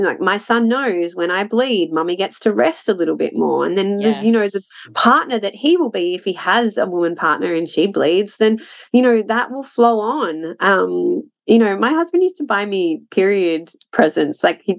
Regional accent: Scotland, United Kingdom; I'm a Scot. That's

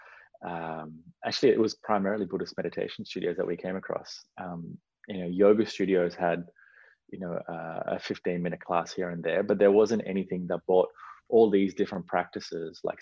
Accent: Australia; born or raised there; also born or lived in Sri Lanka

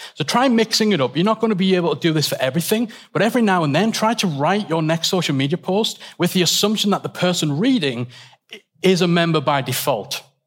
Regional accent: England, United Kingdom; we're all English

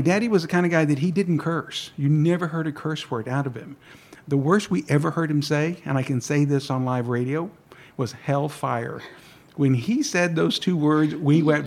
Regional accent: San Marcos, Texas, United States; born or raised there; first language Spanish; English is a second language

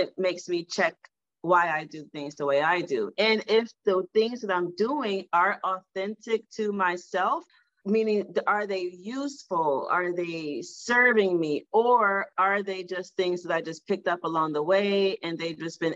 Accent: Detroit, Michigan, United States; moved away as an adult; also born or lived in Washington, D.C. / Egypt / Sierra Leone; I grew up in Detroit, Michigan, and Detroit is a predominantly all Black city

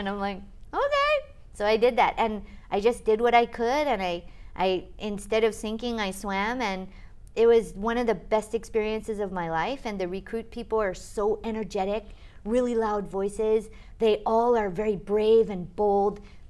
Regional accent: Hawaii, United States; moved away as an adult; also born or lived in Durham, North Carolina / Boston; now in Japan; I grew up in Hawaii

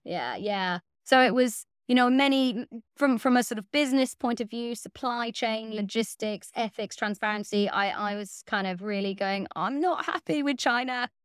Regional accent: West Cork, Munster, Ireland; moved away as an adult; also born or lived in West Wales; now in Wales, United Kingdom; I grew up in West Cork in Ireland

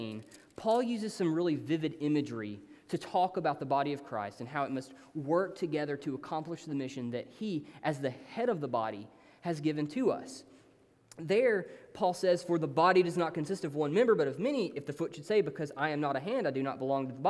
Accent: Hayden, Alabama, United States; now in Tuscaloosa, United States; I'm from this really small town called Hayden

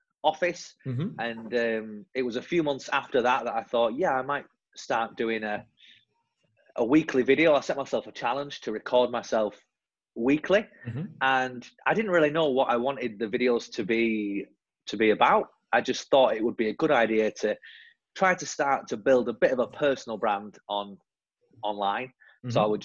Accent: the north of England, United Kingdom; now in London, United Kingdom; I'm originally from the north of England, as you'll hear from my silly accent, and now based in London.

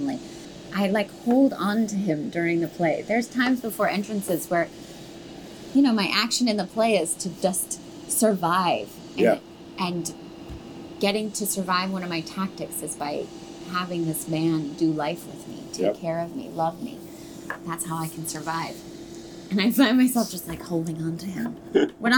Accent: Denver, Colorado, United States; I grew up in Denver

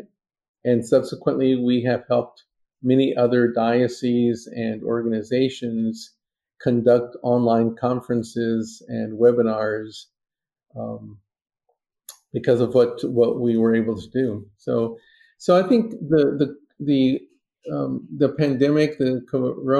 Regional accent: Texas, United States; I grew up in Texas

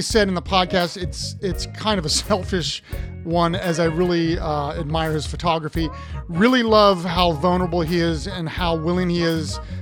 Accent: Ohio, United States; I'm from Ohio.

